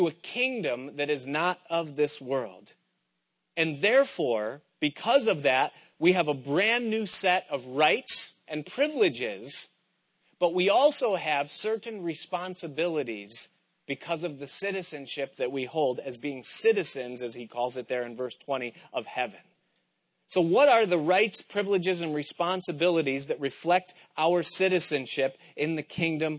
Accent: United States; they always knew that I was an American

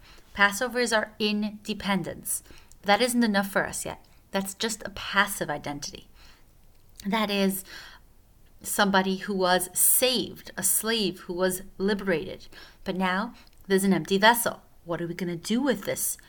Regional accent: Switzerland; I'm from Switzerland

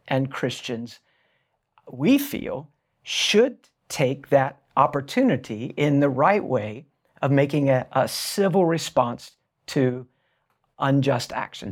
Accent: United States; I'm also an American

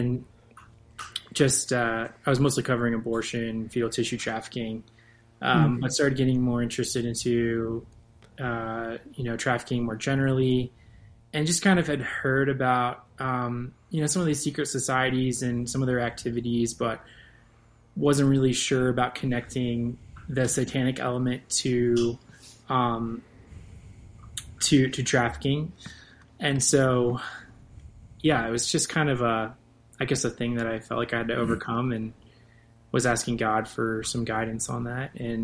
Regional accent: Northern Virginia, United States; moved away; I'm from Northern Virginia

